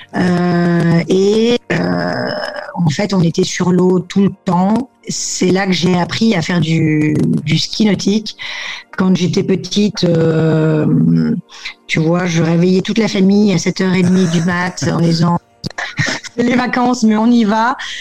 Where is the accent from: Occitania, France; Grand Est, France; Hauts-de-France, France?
Hauts-de-France, France; Lille; moved away as an adult; now in Barcelona, Spain; originaire du Nord, ayant grandi dans le Nord